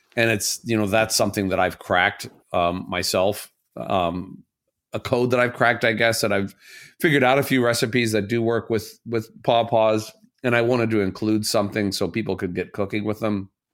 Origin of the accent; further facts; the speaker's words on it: Southern Indiana, United States; now in Chicago, United States; I'm from Southern Indiana